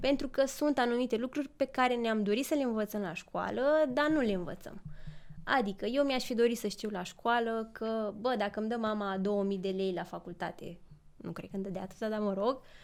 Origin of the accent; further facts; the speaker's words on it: Pitești, Argeș, Romania; moved away as an adult; now in Bucharest, Romania; sunt din Pitești